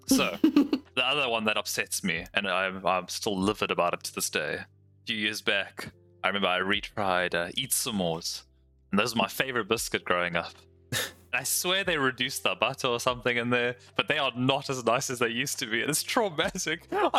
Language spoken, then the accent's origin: English; South Africa; Yeah, we're way down there at the bottom of Africa.